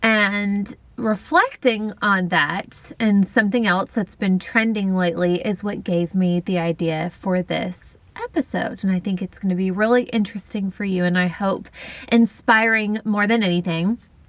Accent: Tennessee, United States; moved away as an adult; now in Mobile, United States; I was living in Mobile, Alabama. I moved to Alabama from Tennessee after high school a couple of years prior to live closer to my dad and family.

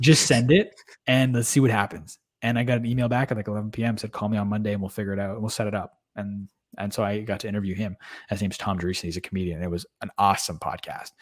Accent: Canada; we're just Canadian kids

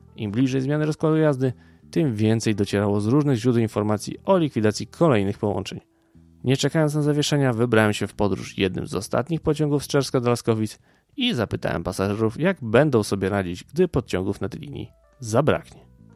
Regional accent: Ukraine; Polish is a second language; now in Poland; Ja sam z Ukrainy

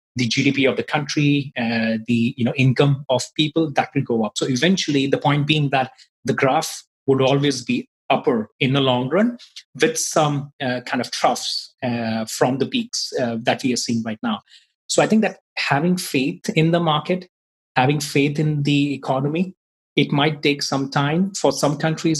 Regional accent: India; moved away as an adult; now in Ireland; I'm from basically from India, but I've been living in Ireland for the last nine years

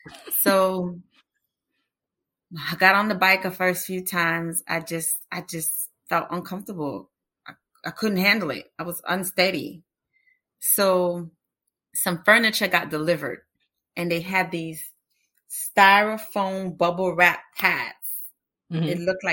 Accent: Austin, Texas, United States; And this is their annual fundraiser. And it's in my hometown in Austin.

